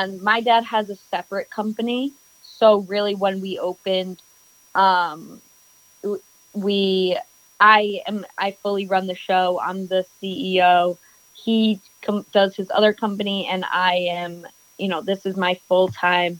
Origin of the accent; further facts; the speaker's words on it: New York City, New York, United States; I am born and raised in New York City.